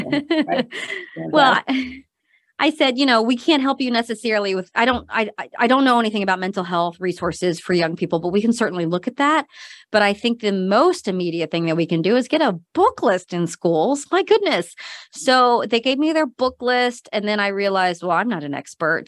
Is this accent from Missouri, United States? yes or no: yes; Missouri, United States; moved away as an adult; also born or lived in Korea / North Carolina / Madison, Wisconsin / Seattle, Washington; moved um, as an adoptee to Missouri, and that's where I grew up. So, um, grew up in a pretty rural area in Missouri, just outside of Kansas City